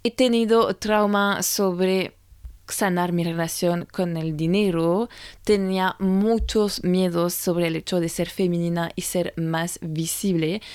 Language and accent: Spanish; France; moved away; francesa y coach de imagen